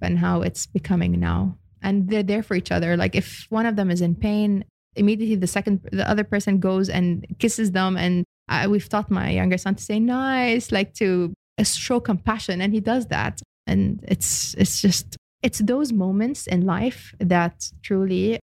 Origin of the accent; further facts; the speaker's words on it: Australia; also born or lived in Lebanon; now in United Arab Emirates; I'm Lebanese Australian.